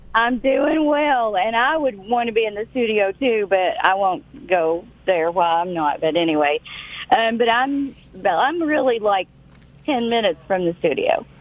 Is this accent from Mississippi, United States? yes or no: no; Knott County, Kentucky, United States; I'm from Little Knott County that you're from.